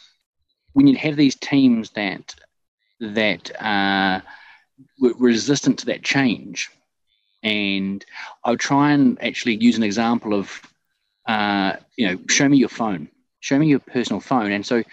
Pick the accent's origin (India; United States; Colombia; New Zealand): New Zealand; moved away as an adult; also born or lived in Scotland; now in Dubai, United Arab Emirates; Originally, I'm from New Zealand, and I took off in 2005 for my OE.